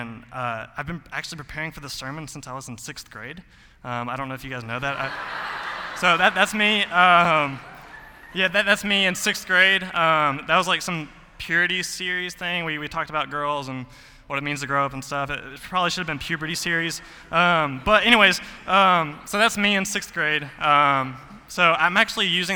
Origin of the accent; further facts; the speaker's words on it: Mount Juliet, Tennessee, United States; I grew up in Mount Juliet my whole life